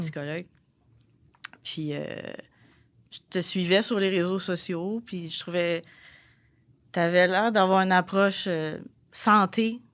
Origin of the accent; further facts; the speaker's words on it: Repentigny, Quebec, Canada; je viens de Repentigny